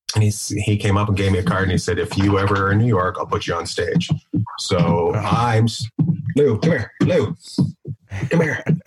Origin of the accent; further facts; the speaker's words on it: Terrace, British Columbia, Canada; I grew up in Canada. I grew up in uh, northern British Columbia, a place called Terrace, BC